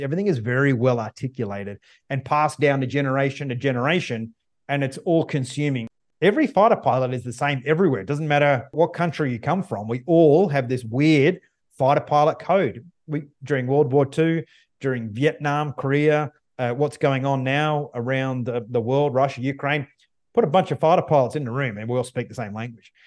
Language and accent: English; Australia; now in United States; I'm not from the U S. I'm Australian. I live in the U S now